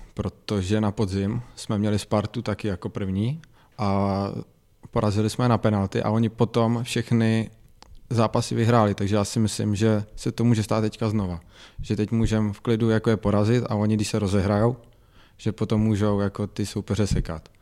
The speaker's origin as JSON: {"language": "Czech", "town": "Česká Třebová", "region": "Pardubice Region", "country": "Czechia", "said": "já jsem z Český Třebový"}